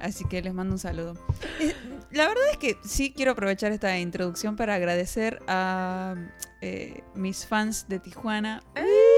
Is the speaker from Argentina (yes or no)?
yes; Argentina; de Argentina